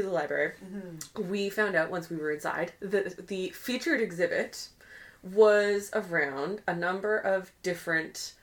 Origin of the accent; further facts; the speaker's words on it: Winnipeg, Manitoba, Canada; My hometown of Winnipeg, Manitoba